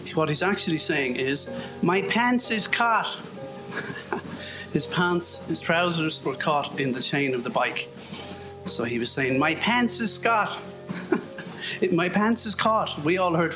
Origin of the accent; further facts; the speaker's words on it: Ireland; I'm Irish